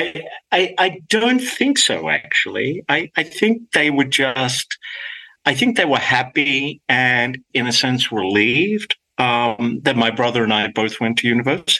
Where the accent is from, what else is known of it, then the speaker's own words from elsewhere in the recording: Sydney, New South Wales, Australia; accent: Australian; first language Greek; English is a second language; moved away as an adult; now in Los Angeles, United States; I grew up in Australia, of course, as you can tell from my accent